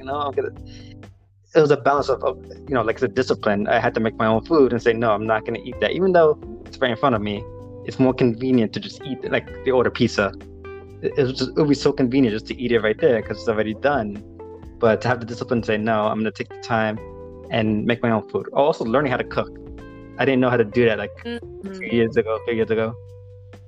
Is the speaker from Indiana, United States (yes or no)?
no; New York City, New York, United States; I grew up in Queens